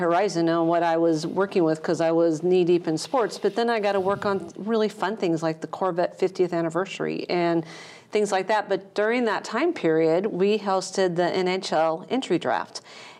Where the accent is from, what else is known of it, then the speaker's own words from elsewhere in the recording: outside Chicago, Northern Illinois, United States; moved away as an adult; now in Williamson County, United States; I came from Northern Illinois. Outside Chicago is where I grew up, so Midwesterner. I was born and raised in Illinois and had an opportunity to move to Nashville